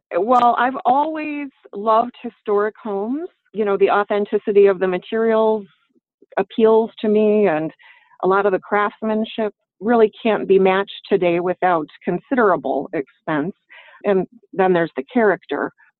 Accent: Michigan, United States; born there; also born or lived in Bangor, Maine / Cincinnati, Ohio; I was born in Michigan, and I've lived various places around the country, including Bangor, Maine, Cincinnati, Ohio, back again to Michigan.

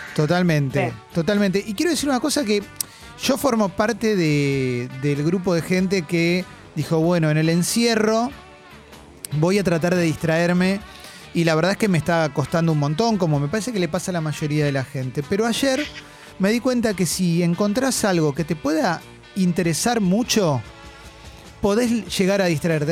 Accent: Argentina; como argentino

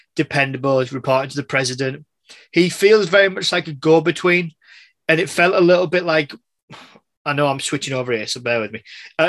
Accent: England, United Kingdom; I'm English

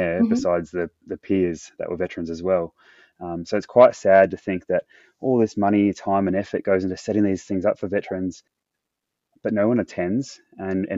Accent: Perth, Western Australia, Australia; moved away as an adult; my hometown where I was from in Perth.

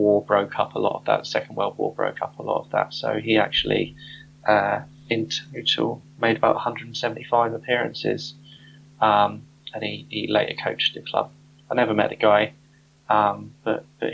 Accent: Southampton, South East England, United Kingdom; moved away as an adult; now in London, United Kingdom; I was born in Southampton. I was brought up in Southampton

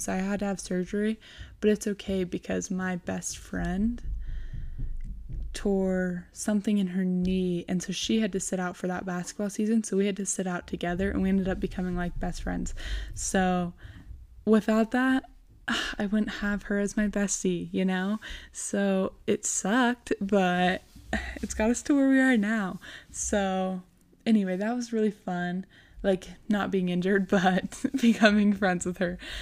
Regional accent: Rigby, Idaho, United States; also born or lived in Rexburg, Idaho; now in Idaho Falls, United States; when we were six, I moved to Rigby and then just kind of lived there ever since

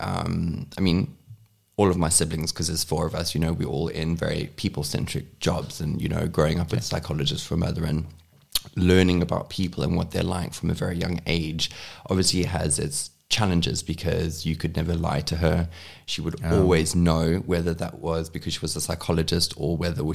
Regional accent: Cape Town, Western Cape, South Africa; my mom was the first one to actually move down to Cape Town, where I'm born and raised.

